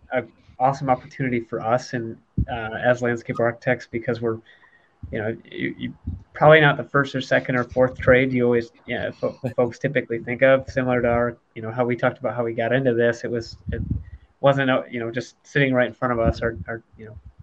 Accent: Michigan, United States; moved away; I grew up in Michigan

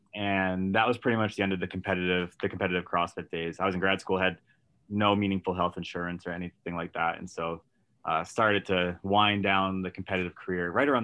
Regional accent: Massachusetts outside of Boston, United States; also born or lived in Washington, D.C.; I grew up in Massachusetts outside of Boston

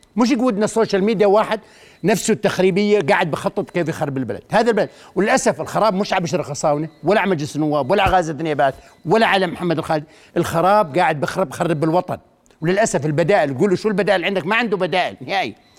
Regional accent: Al-Karak, Karak Governorate, Jordan; وانا ابن الكرك

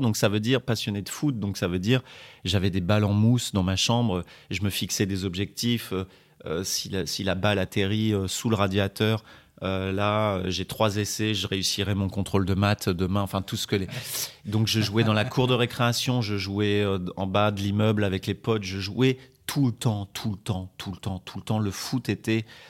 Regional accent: France; je suis je suis français

